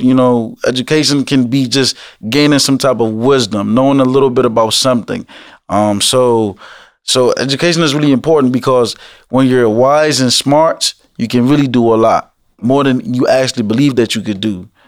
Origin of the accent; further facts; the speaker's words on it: Alexandria, Virginia, United States; also born or lived in Woodbridge, Virginia; when I was growing up in Alexandria, I didn't really get in much trouble till I moved down to Woodbridge